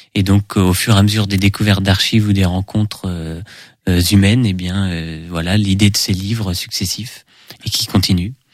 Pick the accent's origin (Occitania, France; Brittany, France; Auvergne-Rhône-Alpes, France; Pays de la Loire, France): Pays de la Loire, France; Segré; also born or lived in Angers; je suis né euh, à Angers, mais j'ai toujours vécu à Segré